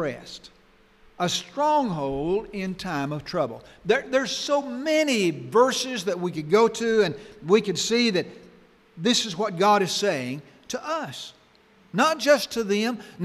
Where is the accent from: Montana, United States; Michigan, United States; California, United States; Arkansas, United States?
Arkansas, United States; When I was growing up in Arkansas